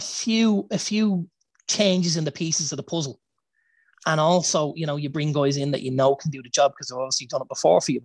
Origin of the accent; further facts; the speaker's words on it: Ireland; as Irish fans